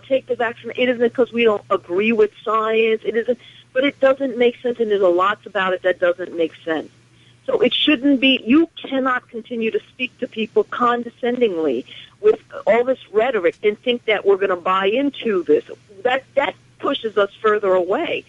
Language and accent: English; Westchester, New York, United States; from Westchester